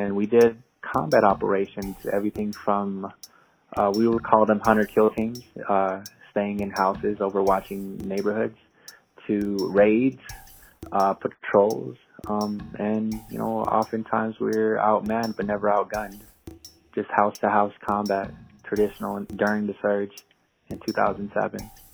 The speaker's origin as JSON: {"language": "English", "region": "New Mexico", "country": "United States", "tie": "born or raised there", "moved": "as an adult", "said": "Growing up in New Mexico, you're around predominantly Hispanic people"}